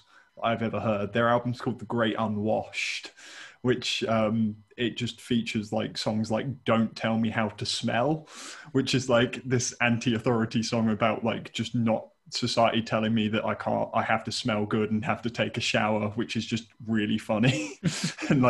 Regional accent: Reading, South East England, United Kingdom; growing up in the Reading local scene

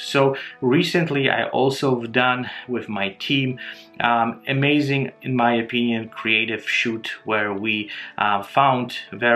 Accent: Poland; moved away; I'm originally from Poland and my family still lives here

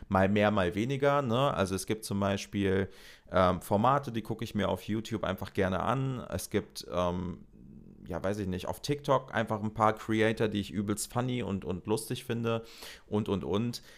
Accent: North Rhine-Westphalia, Germany; ich komme aus NRW

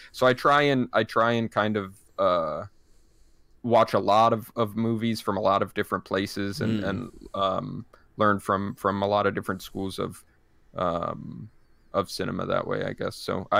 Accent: Montreal, Quebec, Canada; I'm from Montreal, which is like a super cool thing going on.

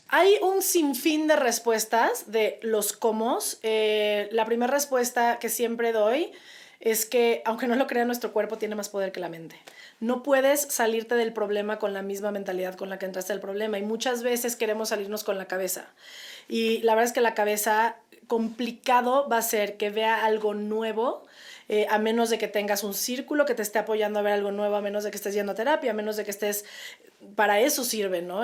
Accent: Mexico; como mexicanos

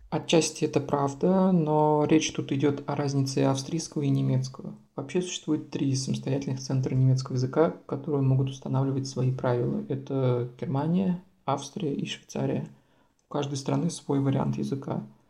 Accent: Samara, Samara Oblast, Russia; moved away as an adult; now in Vienna, Austria; я родом из Самары, у нас Самарская область

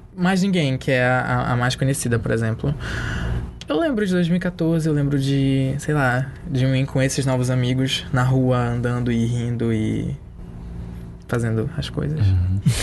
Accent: Castanhal, Pará, Brazil; Eu cresci numa cidade do interior

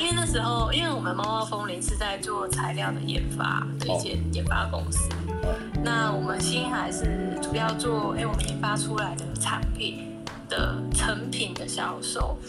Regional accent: southern Taiwan, Taiwan; 没啦，没心机那么重，我们南部人呢。

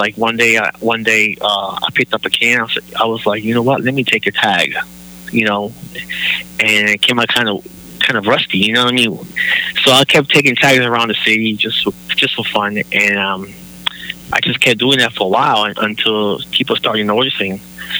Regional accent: Florida, United States; I'm from Central Florida, that's right.

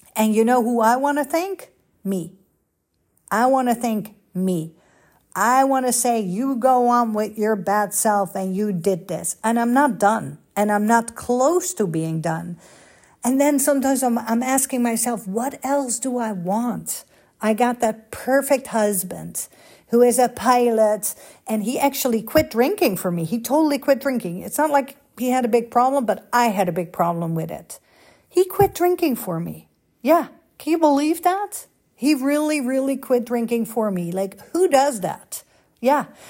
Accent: Amsterdam, North Holland, Netherlands; moved away as an adult; also born or lived in Los Angeles, United States; now in United States; Holland, Amsterdam

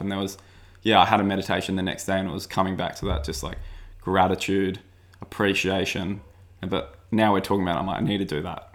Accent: Sydney, New South Wales, Australia; growing up in Avalon

